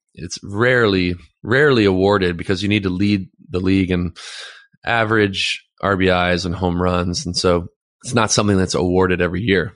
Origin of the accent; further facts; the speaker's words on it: Los Angeles, California, United States; also born or lived in Santa Monica; I was born in Santa Monica, and I grew up in Playa del Rey, Westchester area